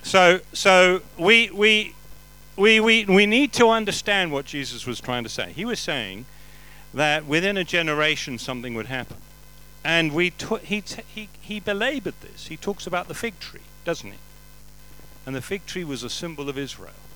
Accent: England, United Kingdom; I'm English.

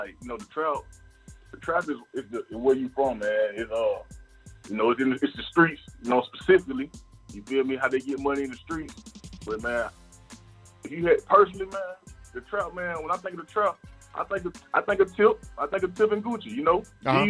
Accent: Decatur, Georgia, United States; also born or lived in Stone Mountain, Georgia / Lithonia, Georgia; I grew up in all of it. I went to school in Stone Mountain, man. I grew up in Decatur, so I'm from Latonia.

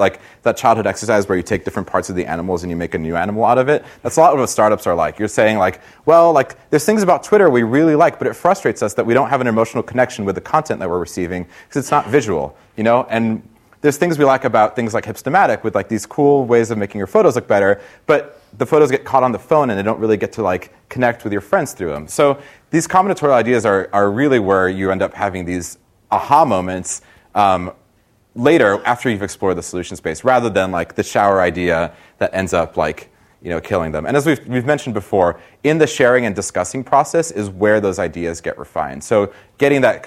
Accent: Brazil; now in United States; I'm from Brazil originally

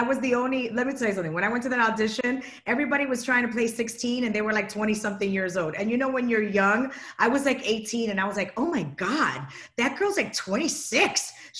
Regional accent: Chicago, Illinois, United States; moved away; I'm from Chicago.

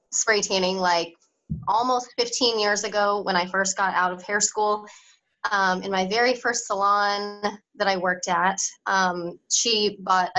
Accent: Topeka, Kansas, United States; also born or lived in St. Louis, Missouri; So I moved back at some point to my hometown and did some spray tanning here and there

